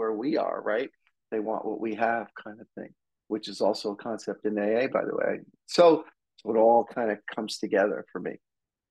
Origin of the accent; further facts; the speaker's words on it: New Jersey, United States; now in Los Angeles, United States; I grew up on the East Coast of the United States in New Jersey, I've been out here since the 80s